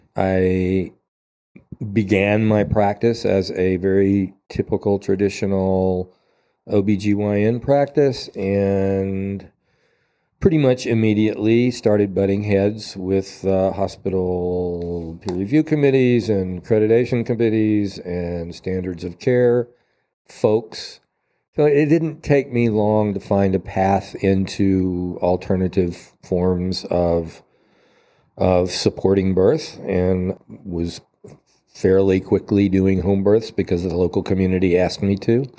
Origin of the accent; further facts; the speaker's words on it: Asheville, North Carolina, United States; my hometown, to Asheville